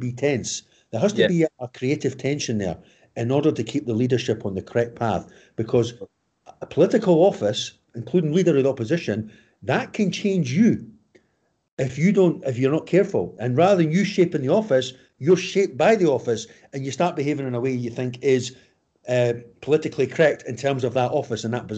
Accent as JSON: {"language": "English", "region": "Scotland", "country": "United Kingdom", "also_born_or_lived": "United States", "moved": "as an adult", "said": "I was from Scotland"}